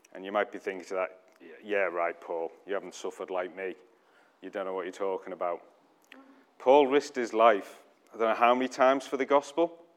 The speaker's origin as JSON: {"language": "English", "country": "United Kingdom", "said": "we're too British"}